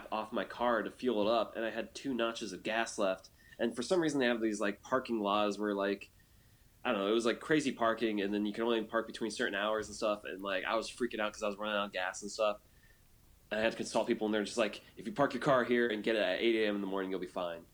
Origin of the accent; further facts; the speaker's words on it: United States; I'm American